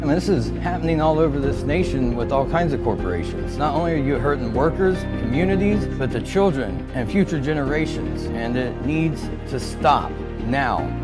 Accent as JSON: {"language": "English", "town": "Lake Milton", "region": "Ohio", "country": "United States", "said": "I'm from Lake Milton, Ohio"}